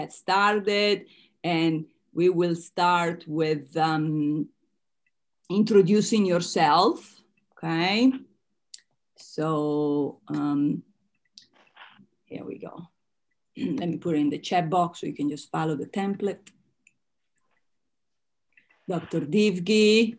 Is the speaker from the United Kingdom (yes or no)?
no; Italy; now in Las Vegas, United States; I spend my time between here and Italy, my home country